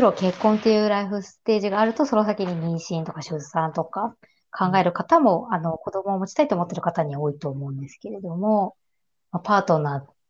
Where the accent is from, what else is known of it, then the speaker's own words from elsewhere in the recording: Kanto, Japan; ずっと私、関東出身で、関東に住み続けてるので